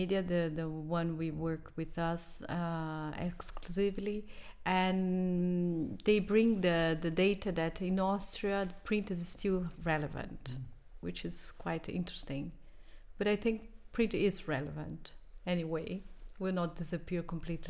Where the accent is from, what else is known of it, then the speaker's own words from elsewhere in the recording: Brazil; English is a second language; moved away; I come from Brazil